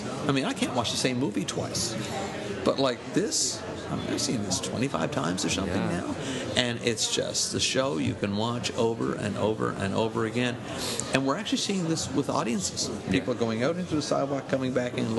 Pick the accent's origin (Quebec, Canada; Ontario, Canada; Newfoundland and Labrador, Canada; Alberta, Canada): Newfoundland and Labrador, Canada; Corner Brook; now in Gander, Canada; born and raised in Cornerbrook.